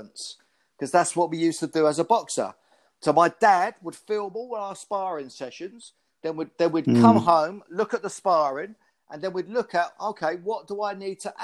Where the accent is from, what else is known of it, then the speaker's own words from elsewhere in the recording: Luton, East of England, United Kingdom; I first went with a club called Luton Boys Club because we live around the corner from it